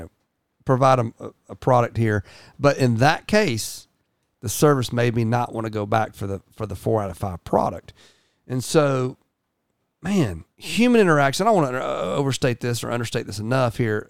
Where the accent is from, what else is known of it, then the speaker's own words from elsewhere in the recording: United States; I'm also an American